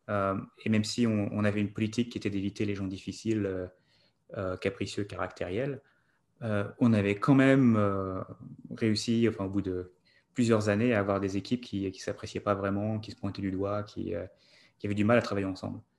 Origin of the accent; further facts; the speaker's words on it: France; moved away as an adult; also born or lived in New York, United States; now in United States; grandi en France, étudié en France.